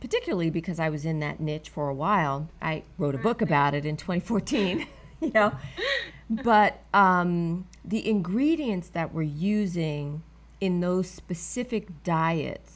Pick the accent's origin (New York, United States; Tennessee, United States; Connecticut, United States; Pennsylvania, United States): New York, United States; New York City; I'm a New Yorker, native New Yorker